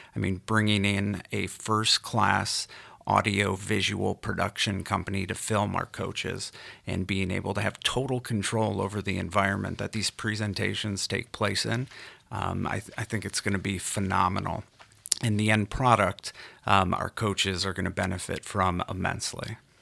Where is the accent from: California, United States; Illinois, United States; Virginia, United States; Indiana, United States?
California, United States; Los Angeles; growing up in Los Angeles and being a Dodgers fan my entire life